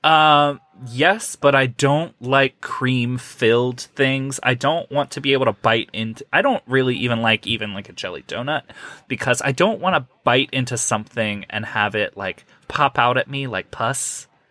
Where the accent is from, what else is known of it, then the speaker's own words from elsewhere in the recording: Ohio, United States; I'm from Ohio